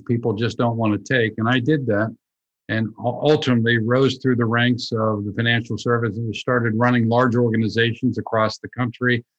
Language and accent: English; Pittsburgh, Pennsylvania, United States; moved away; I grew up in Pittsburgh, Pennsylvania